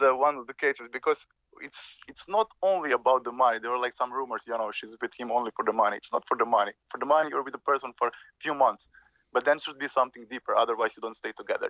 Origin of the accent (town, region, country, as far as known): Slovenia; born or raised there